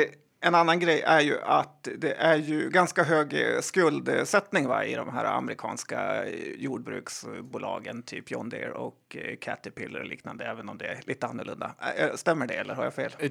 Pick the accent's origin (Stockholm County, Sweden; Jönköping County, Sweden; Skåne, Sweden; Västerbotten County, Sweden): Västerbotten County, Sweden; jag är ju från Västerbotten